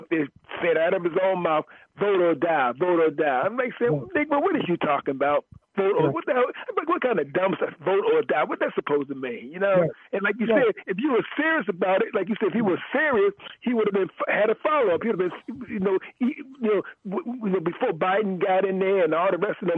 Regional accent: Philadelphia, Pennsylvania, United States; also born or lived in Germantown, Philadelphia; I grew up in North Philadelphia as a young man in the early, in the mid and late 70s, before my family moved up here to Germantown

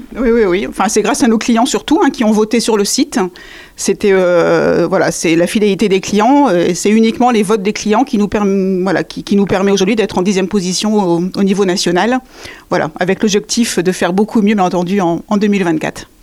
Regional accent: the North, Hauts-de-France, France; also born or lived in Béthune; now in Angers, France; je viens du Nord également, tout à fait, ma famille est dans le Nord.

